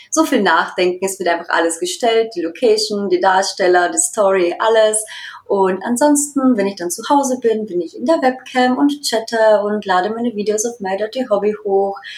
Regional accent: Austria; moved away as an adult; now in Dresden, Germany; ich bin 29 Jahre alt. Ich bin in Österreich geboren und aufgewachsen und wohne seit mittlerweile zwei Jahren in Deutschland, in Dresden.

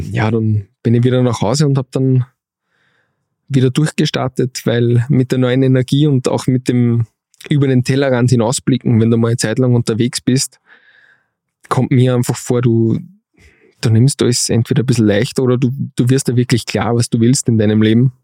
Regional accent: Steyr, Upper Austria, Austria; moved away as an adult; also born or lived in Vienna; alle meine Freunde aus Steyr

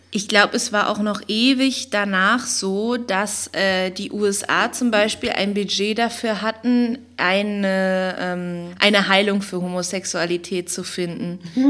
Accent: East Germany, Germany; also born or lived in West Berlin; now in Berlin, Germany; bin ich ja aus dem Osten

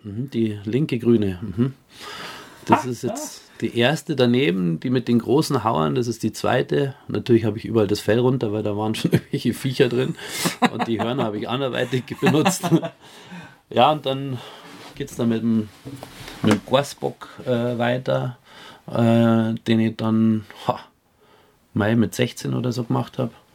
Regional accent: Bayerisch Gmain, Bavaria, Germany; also born or lived in Bischofswiesen; kommen wir aus Bayerisch Gemein

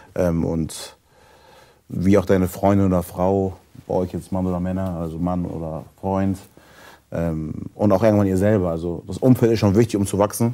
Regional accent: Germany; ich lebe in Deutschland, ich bin hier groß geworden, ich bin hier geboren

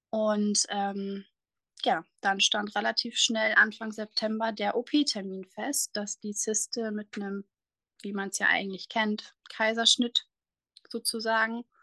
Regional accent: Germany; ich komme aus der Nähe von Bremerhaven

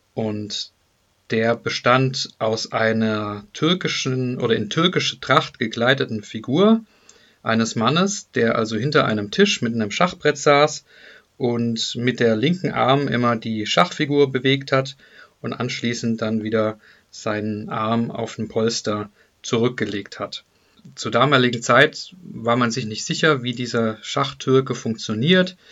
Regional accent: near Deizisau, Baden-Württemberg, Germany; moved away; also born or lived in Hesse; in der Nähe von Deizstar bin ich aufgewachsen

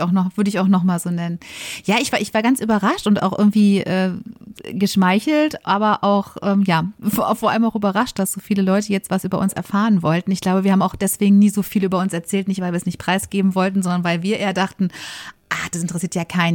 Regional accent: Bochum, North Rhine-Westphalia, Germany; moved away as an adult; also born or lived in Essen / Bayreuth; now in Munich, Germany; Ich komme ursprünglich aus Bochum, bin dort geboren und aufgewachsen

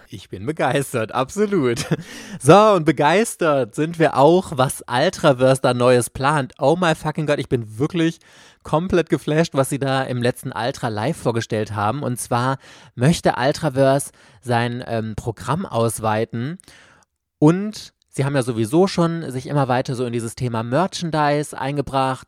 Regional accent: Germany; hier bei uns in Deutschland

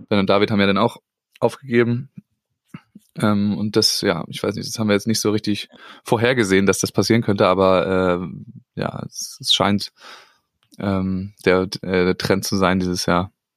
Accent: Schleswig-Holstein, Germany; da haben wir natürlich profitiert als Schleswig-Holsteiner

